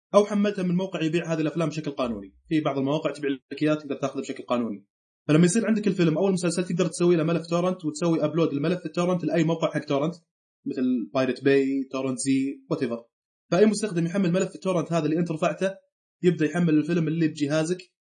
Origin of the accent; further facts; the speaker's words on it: Saudi Arabia; عندنا في السعوديه